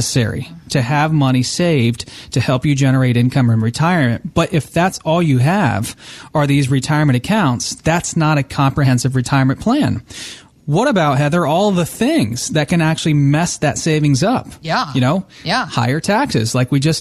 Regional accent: New Jersey, United States; moved away; I was born in New Jersey, and I have a lot of family that still lives in New Jersey, in northern New Jersey

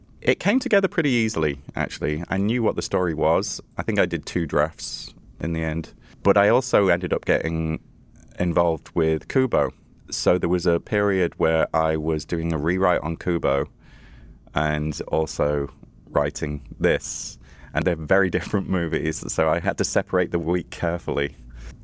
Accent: Liverpool, North West England, United Kingdom; now in United States; Originally, I'm from Liverpool, yeah. This is not a Liverpoolian accent. But I've been here a long time in the States, I think 13 years, but I'm still resolutely British.

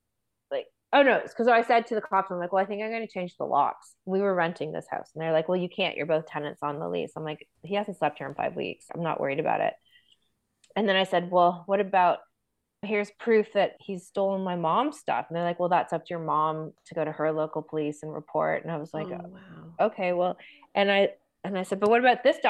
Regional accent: Toronto, Ontario, Canada; also born or lived in Aurora, Ontario; I grew up in Toronto

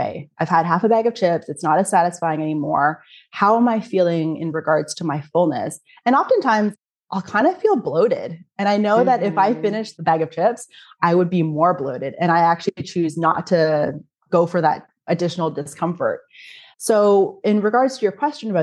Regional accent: Canada; now in Germany; I'm from Canada. Every time I come back to Germany where I live

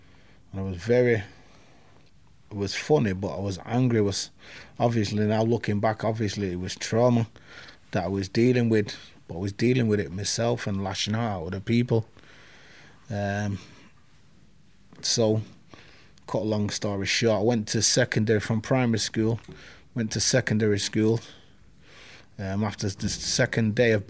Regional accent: Manchester, North West England, United Kingdom; also born or lived in Hulme, Manchester; I'm from Moss Side. Born in Hume, went to Manchester, year old. Moss Side, sorry, not Manchester. Moss Side, which is like the overspill from Hume. Grew up in a house full of domestic violence

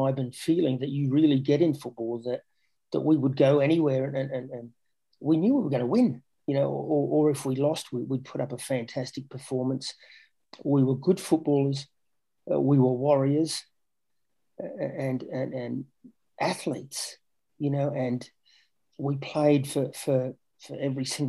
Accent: Australia; moved away; also born or lived in England; Growing up in Australia, as a kid

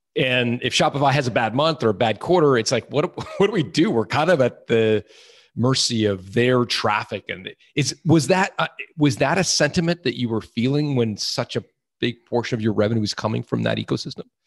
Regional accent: Canada; I'm from Canada, not Ottawa

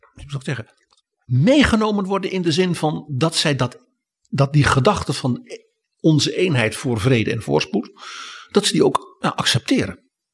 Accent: Netherlands; wij als Nederlanders

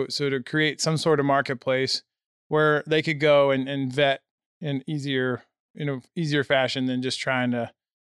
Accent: Nebraska, United States; now in Colorado, United States; Nope. Corn country boy. So, yeah, I've been in Colorado for a litt

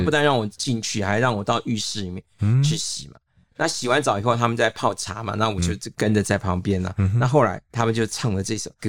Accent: Taipei, Taiwan; 虽然我是台北来的外省人

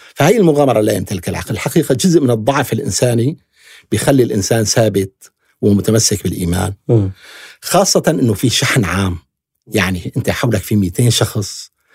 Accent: Syria; نحن كسوريين بكل أطيافنا

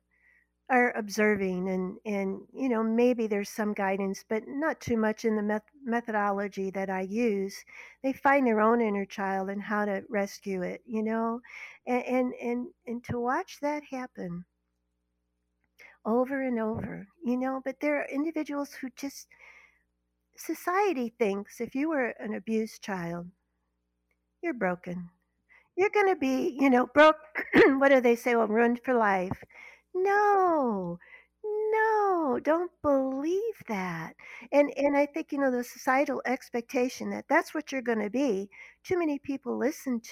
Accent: Berkeley, Missouri, United States; moved away as an adult; My husband grew up in Florissant. I grew up in Berkeley

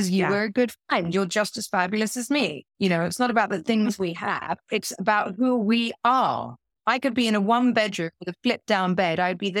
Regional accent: South West England, United Kingdom; I grew up in Dorset. Yeah. In the middle of nowhere.

